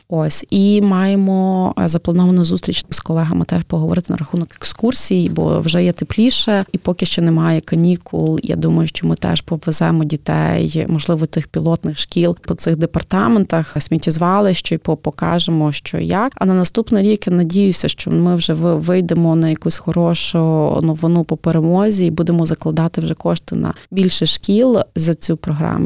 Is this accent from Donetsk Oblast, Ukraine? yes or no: no; Lviv, Lviv Oblast, Ukraine; ми, львів'яни